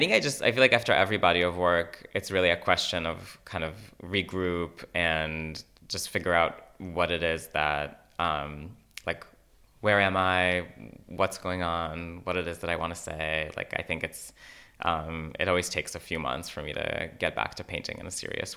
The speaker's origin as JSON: {"language": "English", "town": "Yokneam", "region": "Northern District", "country": "Israel", "tie": "born or raised there", "said": "you know, Fire Island and where I grew up in Yokneam, like facilitated that connection."}